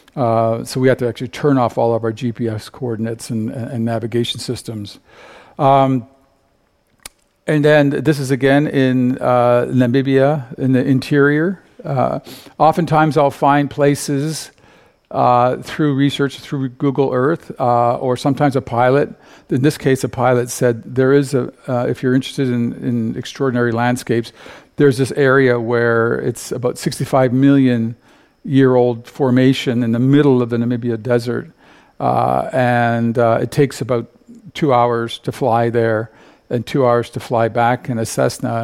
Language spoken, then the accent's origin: English; Canada; I come from Canada.